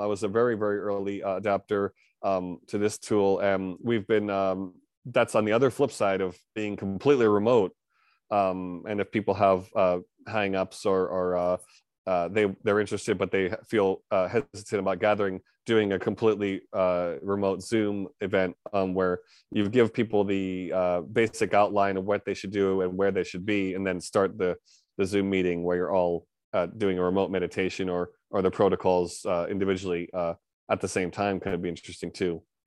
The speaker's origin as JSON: {"language": "English", "region": "New York area", "country": "United States", "tie": "born or raised there", "moved": "as an adult", "lives_now": "Japan", "said": "born and raised in America, New York area"}